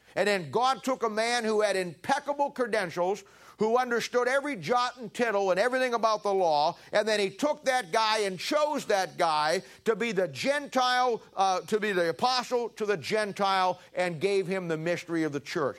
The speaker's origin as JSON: {"language": "English", "country": "United States", "said": "we're famous as American Christians"}